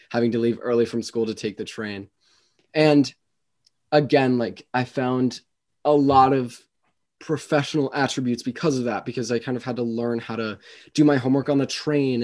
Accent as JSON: {"language": "English", "town": "Westport", "region": "Connecticut", "country": "United States", "tie": "born or raised there", "said": "I grew up in, um, well, I'm still here, but I'm in Westport, Connecticut"}